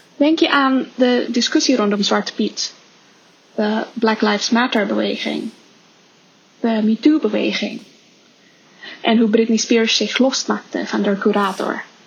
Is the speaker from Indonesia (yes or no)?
yes; Indonesia; moved away; Ik ben opgegroeid in Indonesië